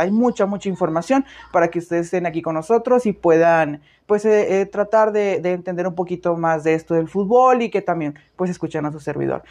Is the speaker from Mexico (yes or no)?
yes; Mexico; nosotros como mexicanos